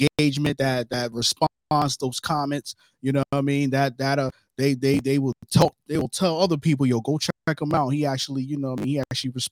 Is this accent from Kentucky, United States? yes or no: no; New York City, New York, United States; I'm from Brooklyn, New York. You know, that's where I was born and raised